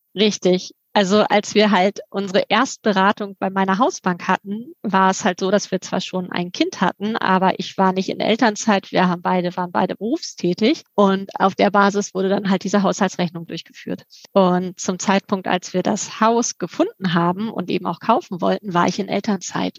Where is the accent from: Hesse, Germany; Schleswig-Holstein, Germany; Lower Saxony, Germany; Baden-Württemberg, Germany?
Schleswig-Holstein, Germany; Lübeck; also born or lived in Hamburg; zumal ich selber auch gebürtig aus Lübeck komme und hier Familie habe